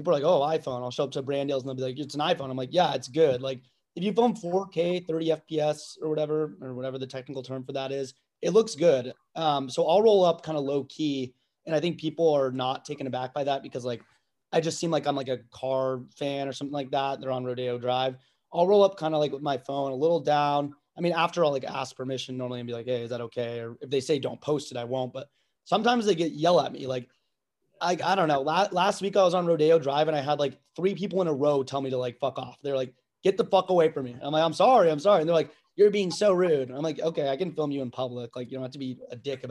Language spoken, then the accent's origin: English; Tucson, Arizona, United States; also born or lived in Los Angeles, California; now in Dallas, United States; I grew up in Tucson, Arizona